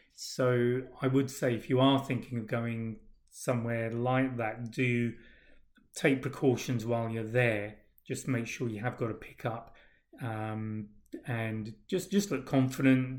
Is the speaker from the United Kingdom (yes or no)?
yes; England, United Kingdom; moved away; also born or lived in Australia; being English